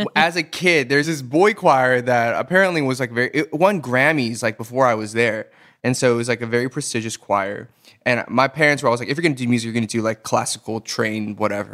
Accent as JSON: {"language": "English", "town": "Atlanta", "region": "Georgia", "country": "United States", "tie": "born or raised there", "also_born_or_lived": "Boston", "moved": "as an adult", "lives_now": "South Korea", "said": "I am from Atlanta, Georgia. I was born and raised there in the burbs of Atlanta."}